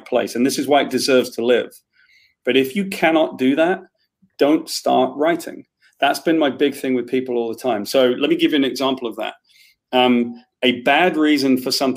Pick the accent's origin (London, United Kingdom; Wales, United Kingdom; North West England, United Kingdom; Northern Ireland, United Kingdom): Wales, United Kingdom; I'm Welsh